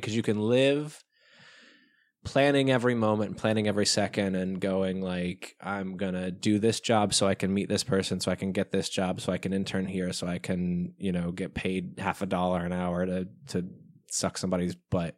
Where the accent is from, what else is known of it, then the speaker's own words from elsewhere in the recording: Kentucky, United States; moved away; also born or lived in Nashville; I grew up in bumfuck Kentucky